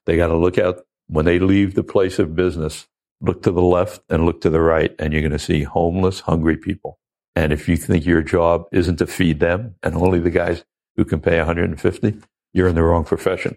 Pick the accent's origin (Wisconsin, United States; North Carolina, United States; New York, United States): New York, United States; Oceanside; I'm a kid from Oceanside, Long Island